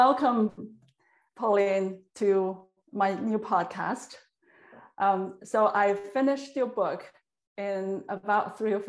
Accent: China; moved away as an adult; also born or lived in New York, United States; now in California, United States; I'm from China with a Manchurian blood on my mom's side.

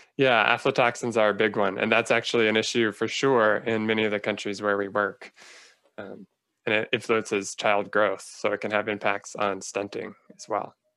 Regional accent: Phoenix, Arizona, United States; moved away as an adult; also born or lived in Northern California / Los Angeles; now in Silver Spring, United States; I grew up in Phoenix, Arizona.

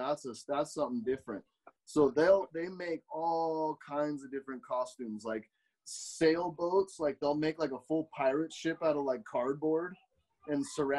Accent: United States; I love to say I'm an American

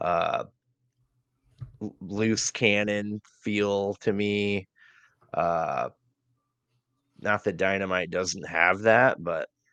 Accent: Missouri, United States; my home state

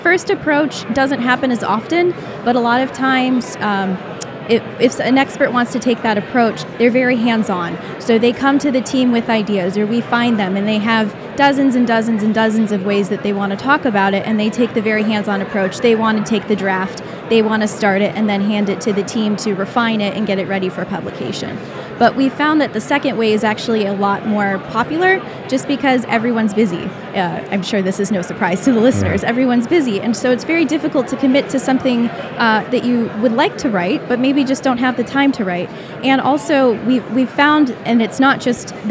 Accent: Michigan, United States; moved away as an adult; also born or lived in Boston, Massachusetts; I was born and raised in Michigan, went to university in Michigan

